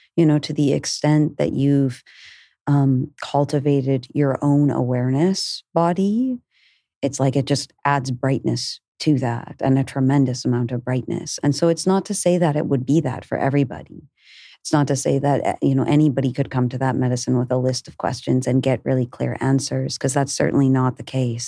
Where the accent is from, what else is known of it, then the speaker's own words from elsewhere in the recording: Canada; moved away as an adult; also born or lived in Peruvian Amazon; I'm from Canada. Um, from the time I was a young, young child, I had a deep resonance with the way of, you know, the Lakota and where I was born in Canada